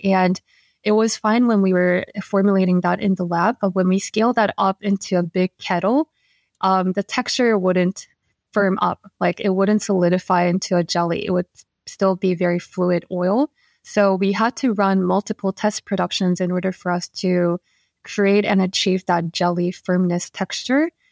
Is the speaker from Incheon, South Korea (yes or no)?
no; Seoul, South Korea; moved away as an adult; now in New York, United States; Yeah, so I was born and raised in Korea and, yeah, in Seoul. So I moved to New York only five years ago.